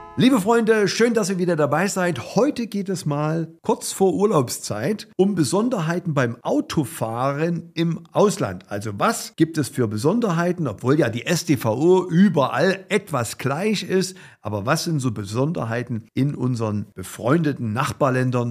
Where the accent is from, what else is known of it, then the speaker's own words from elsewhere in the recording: Germany; bei uns in Deutschland